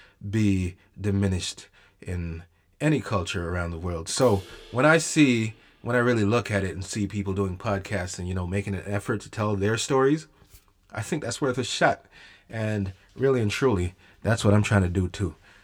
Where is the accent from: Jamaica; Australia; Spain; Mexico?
Jamaica; now in Canada; the storytelling culture in Jamaica, at least when I was growing up, was way different than it is over here in Canada